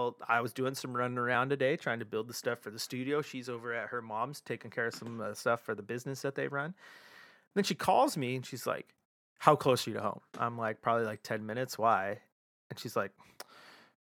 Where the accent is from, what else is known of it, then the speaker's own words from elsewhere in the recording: Portland, Oregon, United States; of all my time living here and growing up in Portland